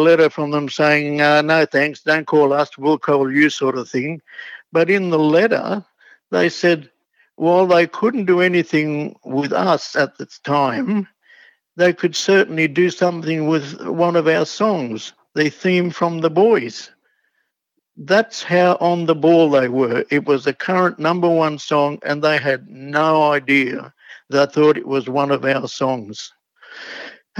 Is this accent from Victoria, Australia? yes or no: no; Sydney, New South Wales, Australia; I grew up in Coogee